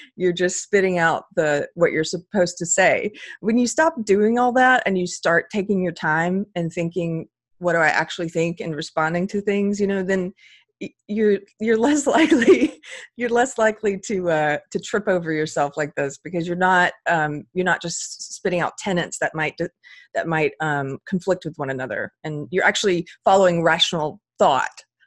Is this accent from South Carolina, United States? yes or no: yes; South Carolina, United States; also born or lived in Los Angeles, California; now in California, United States; I was raised in South Carolina, so I'm bringing that Southern culture with me to California